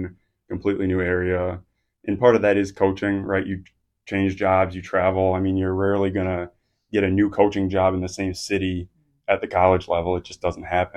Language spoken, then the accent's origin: English; Midwest, United States; moved away as an adult; also born or lived in Colorado Springs; now in Emory, Virginia, United States; My wife and I grew up in the Midwest. We spent the first 28 years of our lives living in the Midwest